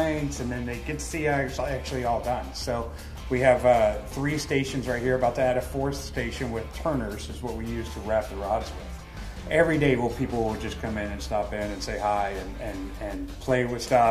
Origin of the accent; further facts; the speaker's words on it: Texas, United States; now in Fort Myers, United States; I grew up in Texas